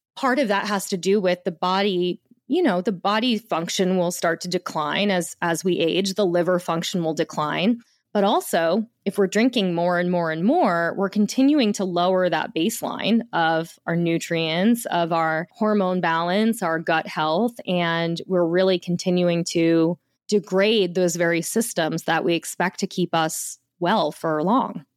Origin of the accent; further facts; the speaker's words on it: the Jersey Shore, New Jersey, United States; I grew up in the, at the shore in New Jersey